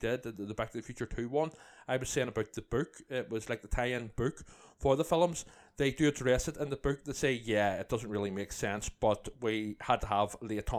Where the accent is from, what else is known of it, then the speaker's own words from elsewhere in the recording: Ireland; Yeah. I'm Irish